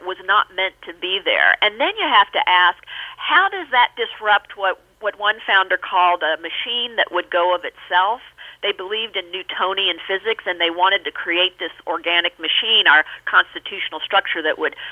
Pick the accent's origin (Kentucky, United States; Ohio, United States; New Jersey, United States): Kentucky, United States; Louisville; now in Virginia, United States; I come from Louisville, Kentucky